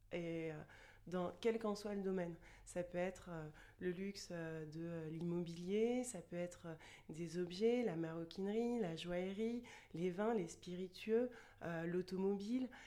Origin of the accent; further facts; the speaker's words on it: Chartres, Centre-Val de Loire, France; moved away as an adult; now in Toulouse, France; je vis à Toulouse depuis euh, un peu plus de 10 ans et je suis originaire de Chartres, une petite ville près de Paris.